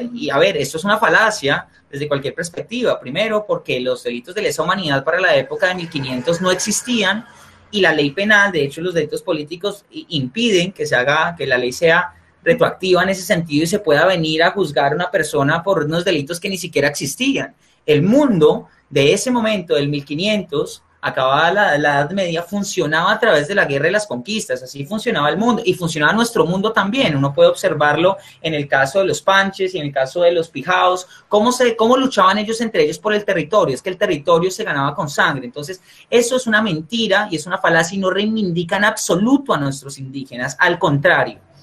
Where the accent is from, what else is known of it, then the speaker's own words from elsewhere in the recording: Colombia; como pueblo colombiano